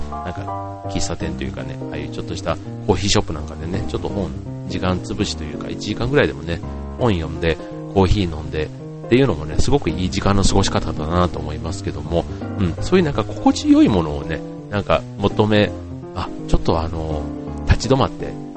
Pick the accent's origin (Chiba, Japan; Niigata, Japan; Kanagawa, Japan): Chiba, Japan; Funabashi; 地元の船橋で、船っちという活動をやっています